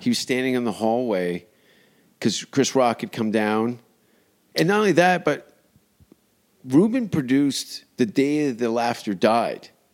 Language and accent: English; Canada; I'm Canadian